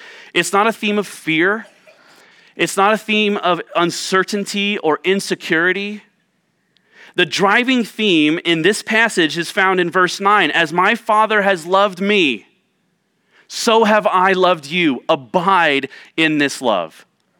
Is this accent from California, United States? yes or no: no; Ohio, United States; now in Tucson, United States; were very distant from my growing up and my understanding of growing up in Central Ohio.